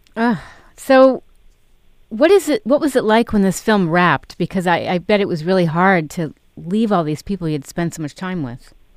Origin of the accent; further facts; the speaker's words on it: New York City, New York, United States; I grew up in New York